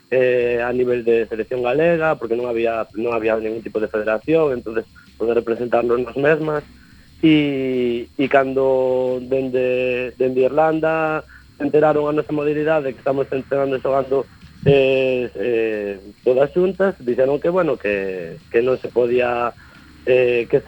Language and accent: Galician; Ourense, Galicia, Spain; also born or lived in Vigo; xa me viño para a miña cidade que son de Ourense.